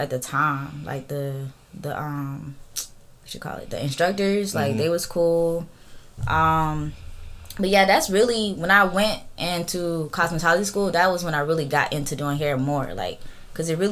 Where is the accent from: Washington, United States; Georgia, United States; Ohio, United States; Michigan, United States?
Georgia, United States; Columbus; Columbus. I'm from here. Columbus, Georgia